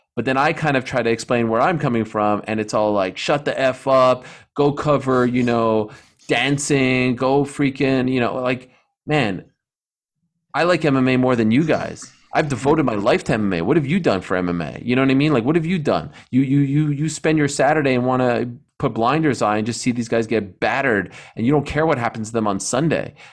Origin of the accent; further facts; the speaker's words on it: Canada; I'm Canadian